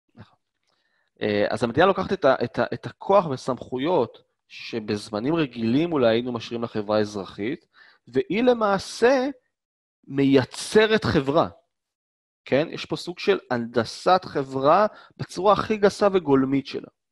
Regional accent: Israel; born or raised there

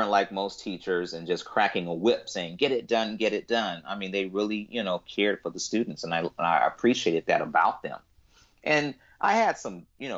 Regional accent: United States; I'm African American

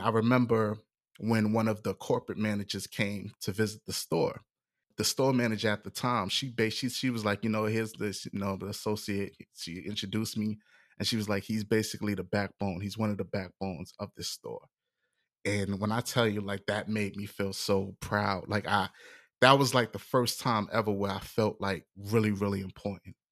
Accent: New York City, New York, United States; moved away; also born or lived in Hillsborough County, Florida; where I'm from, you know, I was born in the Bronx

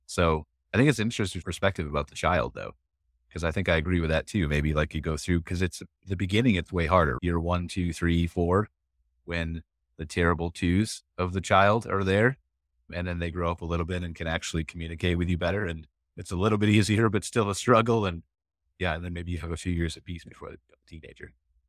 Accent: Akron, Ohio, United States; I was born in Akron too.

